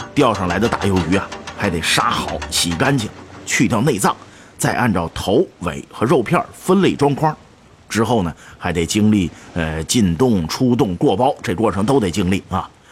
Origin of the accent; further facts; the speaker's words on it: Shenyang, Liaoning, China; 我是东北人。呃，从小，这，这，沈阳长大的，没有海呀